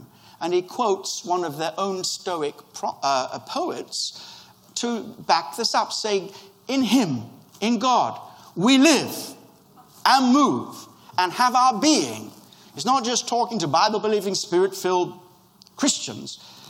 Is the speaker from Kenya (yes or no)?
yes; Kenya; born there; I was born in Kenya